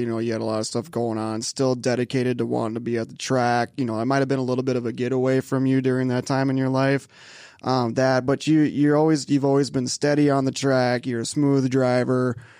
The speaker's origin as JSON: {"language": "English", "town": "Joliet", "region": "Illinois", "country": "United States", "tie": "born or raised there", "said": "My hometown."}